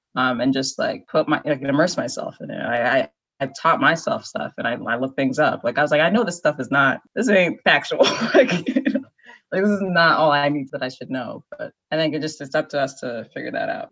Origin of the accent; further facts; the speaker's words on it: Naperville, Illinois, United States; moved away as an adult; also born or lived in Maryland / Chicago / California; now in Washington, DC, United States; I was born in Maryland, grew up in Naperville